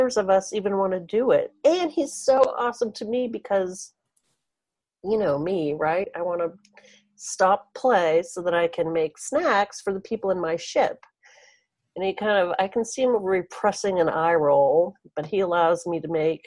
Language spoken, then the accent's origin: English; Maine, United States; I'm from Maine.